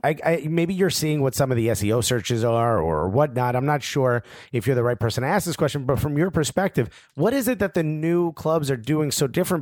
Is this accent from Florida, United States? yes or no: no; Newark, New Jersey, United States; I'm born and raised in Newark, New Jersey.